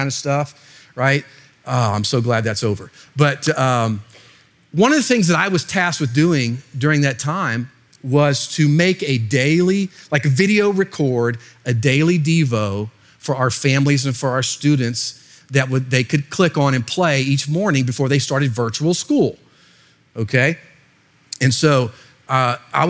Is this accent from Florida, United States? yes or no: yes; Florida, United States; I'm actually from Florida